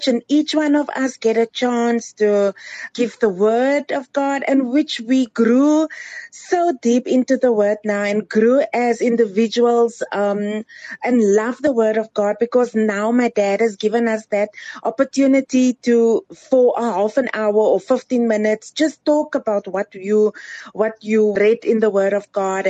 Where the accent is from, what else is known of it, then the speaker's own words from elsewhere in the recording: Cape Town, Western Cape, South Africa; now in Johannesburg, South Africa; I'm originally from Cape Town. I grew up in Cape Town